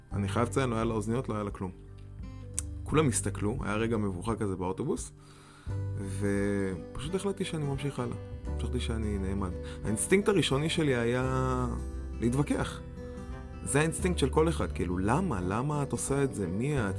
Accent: Israel; moved away; בתור ישראלי שאין הרבה שלג מאיפה שאני בא

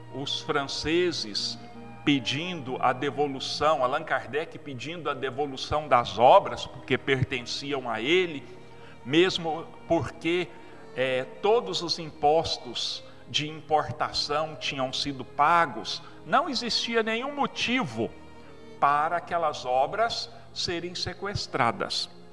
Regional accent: Brazil; nós somos mais ou menos 30 milhões de brasileiros

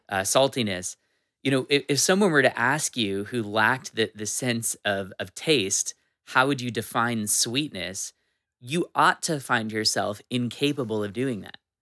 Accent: Washington, United States; I'm a Washington native

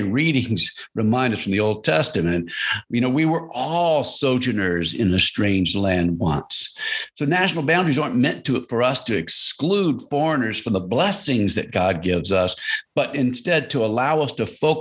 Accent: United States; as Christians, we are also American

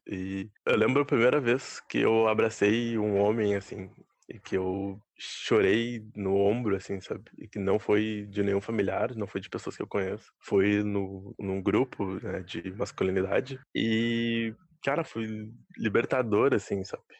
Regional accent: Bagé, Rio Grande do Sul, Brazil; now in Porto Alegre, Brazil; Eu sou natural de Bagé, né? Daí quando eu me mudei aqui para Porto

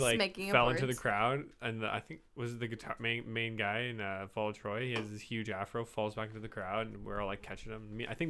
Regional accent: Canada; we're just from Canada.

